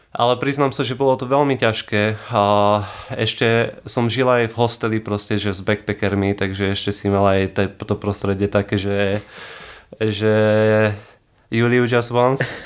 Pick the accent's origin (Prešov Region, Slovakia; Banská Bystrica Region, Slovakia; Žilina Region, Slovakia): Žilina Region, Slovakia; Kysuce; ja som o, z Kisuc